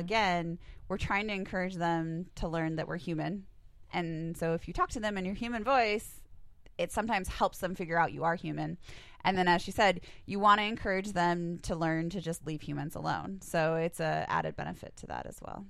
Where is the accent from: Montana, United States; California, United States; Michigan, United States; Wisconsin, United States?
Montana, United States; Helena; I grew up in the Helena area